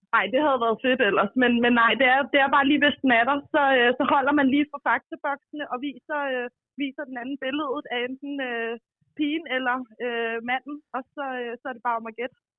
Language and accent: Danish; Copenhagen, Capital Region of Denmark, Denmark; Jeg er fra Nørrebro, ja, i København